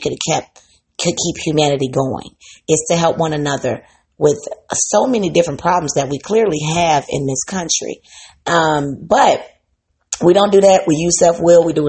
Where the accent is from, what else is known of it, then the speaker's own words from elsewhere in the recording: Midwest, United States; I'm from the Midwest